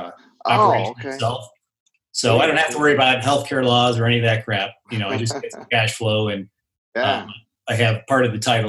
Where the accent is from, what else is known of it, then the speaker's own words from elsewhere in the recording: Chicago, Illinois, United States; also born or lived in Phoenix; now in Denver, United States; I grew up in Chicago. I ended up moving to Phoenix for a couple of years in 93, came to Denver in 95. Bought my house in 2001